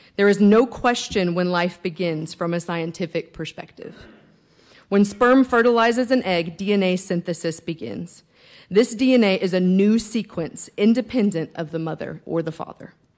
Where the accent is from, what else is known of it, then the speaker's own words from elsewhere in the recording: Lubbock, Texas, United States; I was born and raised in Lubbock